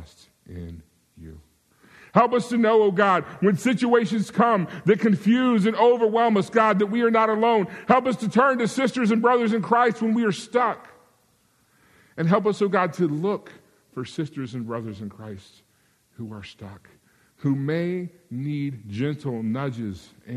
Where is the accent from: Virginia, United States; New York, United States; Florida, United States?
Virginia, United States; moved away; I grew up in Virginia, we would say y'all